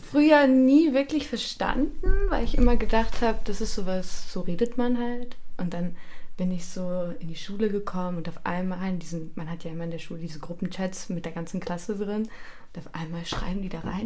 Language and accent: German; Germany; now in Austria; ich komme aus Deutschland und ich wohne in Österreich